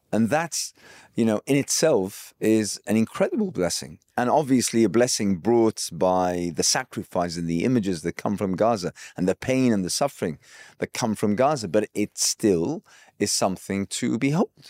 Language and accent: English; Iraq; I hail from Iraq